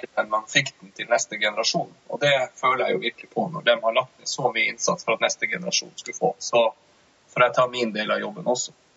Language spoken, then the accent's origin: Norwegian; Tromsø, Troms, Norway; also born or lived in Oslo; både samboeren og jeg kommer fra, fra Tromsø